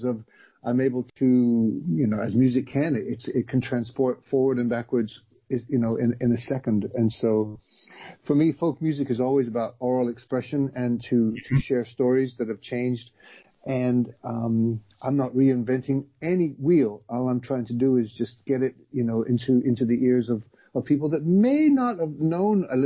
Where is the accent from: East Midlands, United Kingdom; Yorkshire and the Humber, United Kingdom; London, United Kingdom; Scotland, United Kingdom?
London, United Kingdom; born there; now in United States; So My family um, came from Ireland to England, and then that's where I was born in London, and then we moved yeah. in 1976 to um, Southern California.